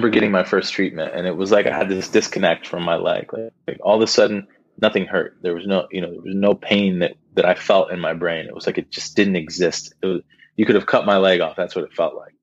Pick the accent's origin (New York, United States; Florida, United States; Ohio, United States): Ohio, United States; Columbus; moved away; also born or lived in Saginaw, Michigan; We're from Columbus, Ohio